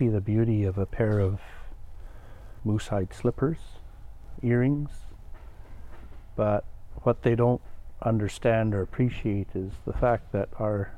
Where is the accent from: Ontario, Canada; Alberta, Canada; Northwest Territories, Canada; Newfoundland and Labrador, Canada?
Northwest Territories, Canada; Inuvik; also born or lived in Fort McPherson / Fort Smith; I grew up here in Inuvik, and a town just down the road from here called Fort McPherson